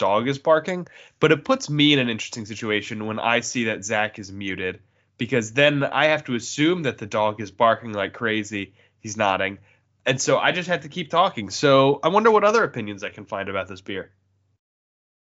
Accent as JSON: {"language": "English", "region": "Maryland", "country": "United States", "tie": "born or raised there"}